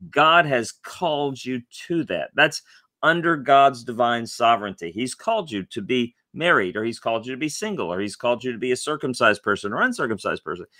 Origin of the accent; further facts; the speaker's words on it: Tennessee, United States; now in Louisville, United States; I grew up in Tennessee